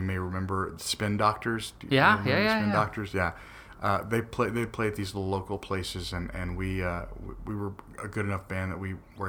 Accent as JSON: {"language": "English", "town": "Paris", "region": "Île-de-France", "country": "France", "said": "I'm from Paris, but I met some of the most interesting people in the city of Paris."}